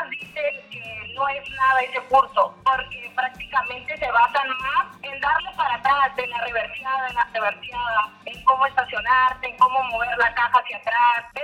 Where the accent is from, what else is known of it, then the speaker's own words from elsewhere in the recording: Tijuana, Baja California, Mexico; also born or lived in Caborca, Sonora; en Caborca, Sonora. Llegué a Tijuana a los cinco años con mi mamá y mi hermana. Y desde entonces he vivido en Tijuana.